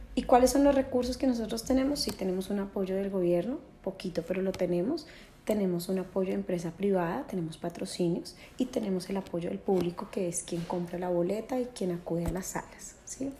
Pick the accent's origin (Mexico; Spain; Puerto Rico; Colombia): Colombia; siendo colombiana